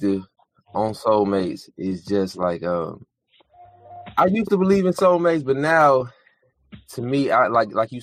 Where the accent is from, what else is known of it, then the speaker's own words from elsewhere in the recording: Decatur, Georgia, United States; I'm born and raised in Decatur, Georgia